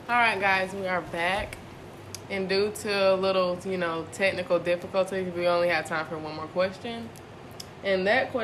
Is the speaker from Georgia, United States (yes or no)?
yes; Athens, Georgia, United States; I'm from Athens